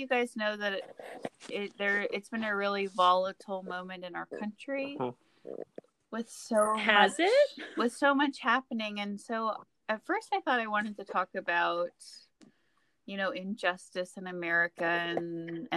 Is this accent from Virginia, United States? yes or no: yes; outside of Richmond, Virginia, United States; being a little child in the first grade at Baker Elementary School, you know, outside of Richmond, Virginia.